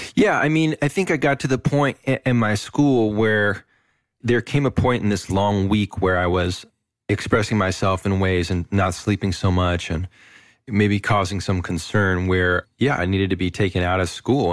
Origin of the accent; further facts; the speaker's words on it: Moss Beach, California, United States; also born or lived in Berkeley; I was born in Berkeley, and then at a very young age, my, my folks, we moved to this little town south of San Francisco called Moss Beach